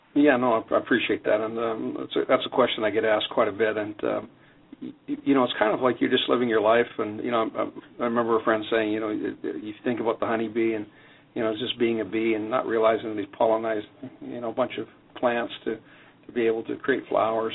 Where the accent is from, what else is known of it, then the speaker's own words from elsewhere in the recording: Canada; now in United States; I'm Canadian, and growing up in Canada